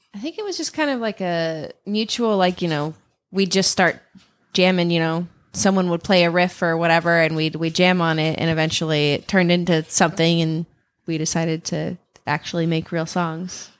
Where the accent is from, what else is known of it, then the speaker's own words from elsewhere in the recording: Ellensburg, Washington, United States; born and raised in Ellensburg, Washington